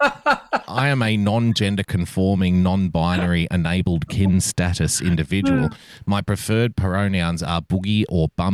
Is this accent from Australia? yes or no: yes; New South Wales, Australia; I'm from New South Wales